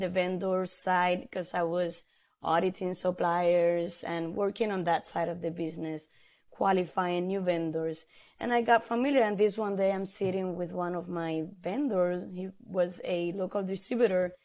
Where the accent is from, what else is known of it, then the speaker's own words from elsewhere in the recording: Puerto Rico; moved away as an adult; now in Florida, United States; I was born in Puerto Rico, and growing up in the island